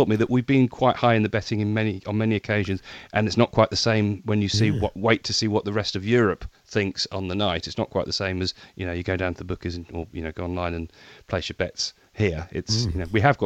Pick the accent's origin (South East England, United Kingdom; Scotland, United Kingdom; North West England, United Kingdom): South East England, United Kingdom; Brighton; here in my hometown of Brighton